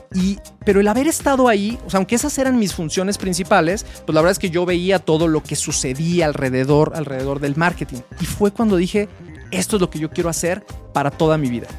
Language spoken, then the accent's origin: Spanish; Guadalajara, Jalisco, Mexico; yo soy de Guadalajara. Yo estudié en la Universidad de Guadalajara